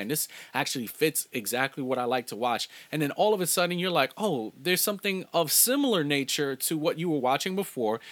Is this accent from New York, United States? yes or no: yes; New York City, New York, United States; also born or lived in Los Angeles / Long Island; I was not born in Brooklyn, New York, but I was raised from a very infancy age to where I'm at now